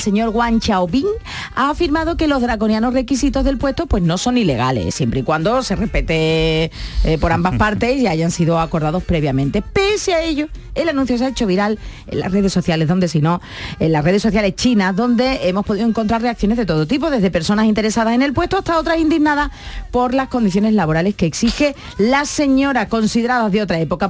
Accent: San Fernando, Andalusia, Spain; also born or lived in Cádiz; soy de, nací Cádiz, pero vamos, yo soy de San Fernando ya

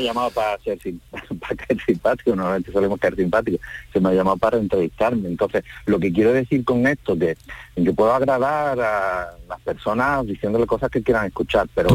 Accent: Andalusia, Spain; Nos reconocen como andaluz, a mí me reconocen como andaluz

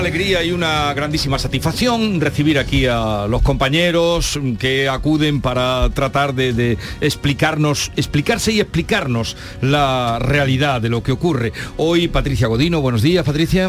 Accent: Andalusia, Spain; accent: Andalusian; El acento andaluz porque nos gusta y porque es el nuestro

